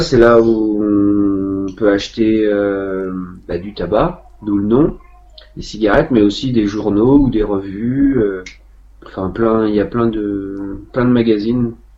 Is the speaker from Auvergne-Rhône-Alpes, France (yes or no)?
no; Vieillevigne, Pays de la Loire, France; c'est ma ville natale